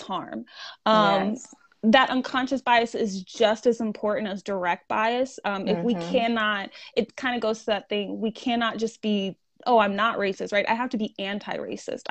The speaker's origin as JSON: {"language": "English", "country": "United States"}